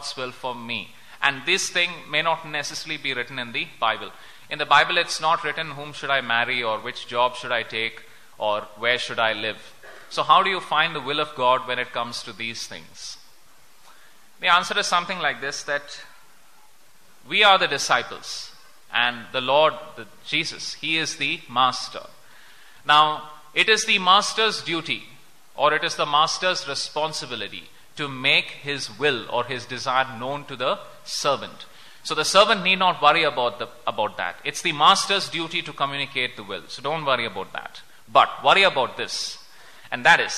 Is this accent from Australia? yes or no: no; India